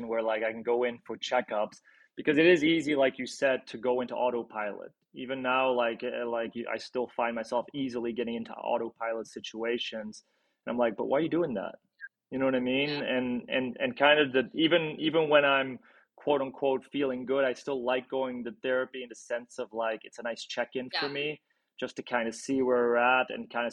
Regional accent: Belgium; now in Los Angeles, United States; I'm from Belgium originally.

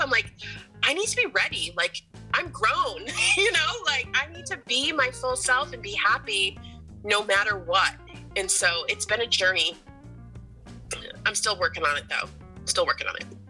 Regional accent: Portland, Maine, United States; growing up in Portland

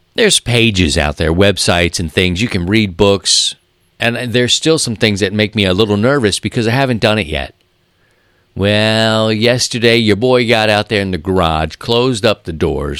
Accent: Baltimore, Maryland, United States; moved away; growing up in Baltimore

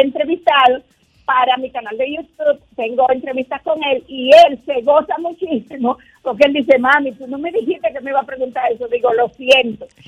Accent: Dominican Republic; como dominicana, yo soy una mamá como todas las dominicanas

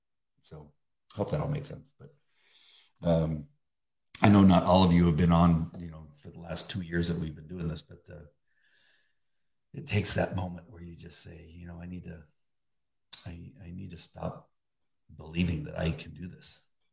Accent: Beverly Hills, California, United States; Growing up in Beverly Hills, there was a large Jewish community.

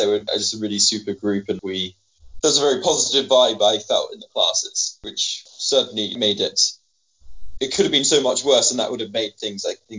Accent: United Kingdom; being British

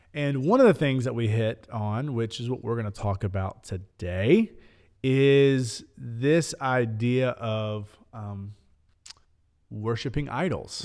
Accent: Lebanon, Tennessee, United States; Growing up in Middle Tennessee, growing up in Lebanon

